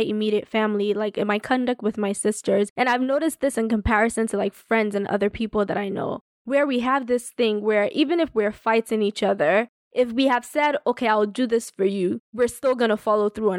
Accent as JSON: {"language": "English", "country": "Nigeria", "moved": "yes", "said": "as a Nigerian"}